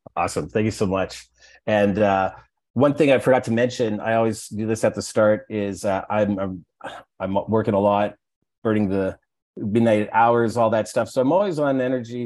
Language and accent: English; Alberta, Canada; I'm from Alberta